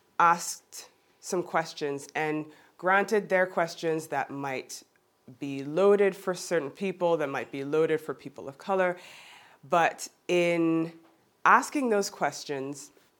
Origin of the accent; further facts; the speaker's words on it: Geneva, Switzerland; born there; as I mentioned, I was born in Geneva, I look like I do, but I kind of sound like I'm from the US.